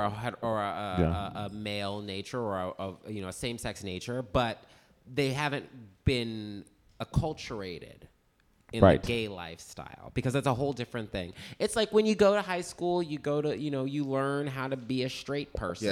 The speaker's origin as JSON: {"language": "English", "region": "Midwest", "country": "United States", "tie": "born or raised there", "moved": "yes", "lives_now": "New York City, United States", "said": "I grew up in the Midwest"}